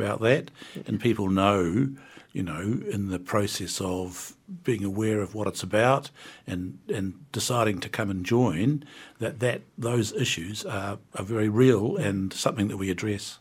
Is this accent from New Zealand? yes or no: yes; Wellington, New Zealand; I'm from the North Wellington